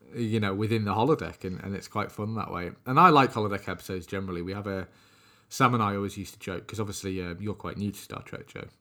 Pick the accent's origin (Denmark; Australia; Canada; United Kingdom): United Kingdom; us being British